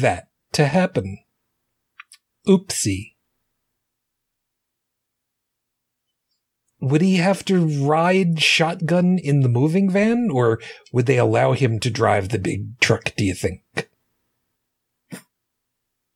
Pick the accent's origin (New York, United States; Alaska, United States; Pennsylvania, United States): New York, United States; New York City; my home state, my hometowns of New York City area